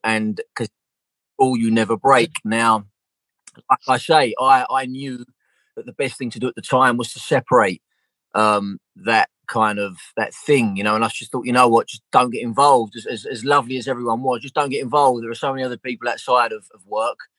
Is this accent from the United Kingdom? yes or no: yes; London, United Kingdom; I'm from Southeast London, so like our accent was very very similar